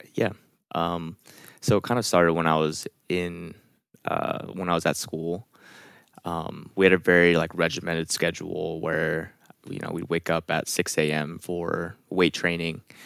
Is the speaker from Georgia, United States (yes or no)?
no; California, United States; I'm from California